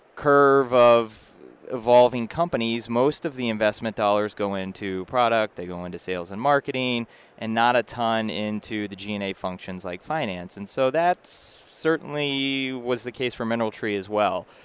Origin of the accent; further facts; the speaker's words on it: Massachusetts, United States; moved away as an adult; also born or lived in New York; now in Boston, United States; I grew up in Massachusetts originally, so I was happy to come home